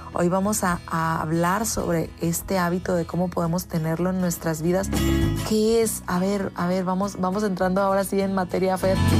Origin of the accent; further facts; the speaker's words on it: Mexico; los que somos mexicanos